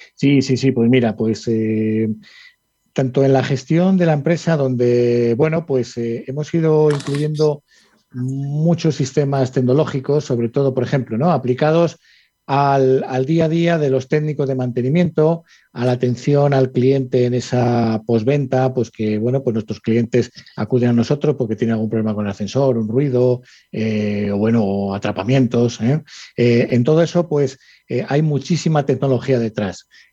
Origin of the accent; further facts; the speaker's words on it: Salamanca, Castile and León, Spain; moved away as an adult; now in Madrid, Spain; veintitantos años que vine de Salamanca a Madrid, ¿sabes? yo soy de Salamanca, muy, muy salmantino además